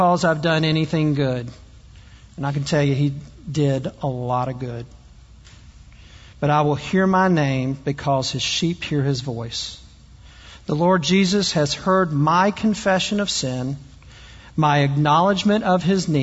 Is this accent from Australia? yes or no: no; the South, United States; I'm also from the South. You probably can't tell from the way I talk